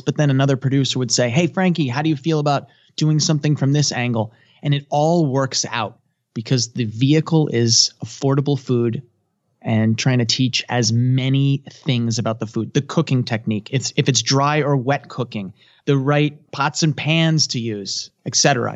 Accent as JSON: {"language": "English", "country": "United States", "said": "I'm a third generation, so I guess I would say I'm American"}